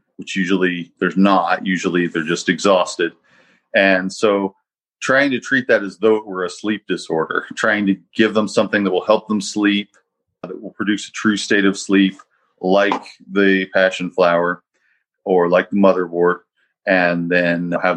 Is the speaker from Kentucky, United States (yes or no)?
yes; Eastern Kentucky, United States; I grew up in Eastern Kentucky